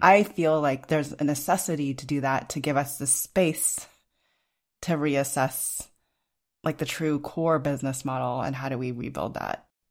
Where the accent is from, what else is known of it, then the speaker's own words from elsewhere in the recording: Los Alamos, New Mexico, United States; I grew up in Los Alamos, New Mexico